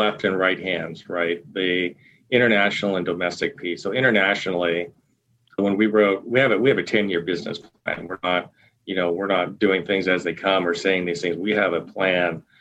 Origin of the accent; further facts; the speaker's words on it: Eastern Oregon, United States; growing up in Eastern Oregon on a small family farm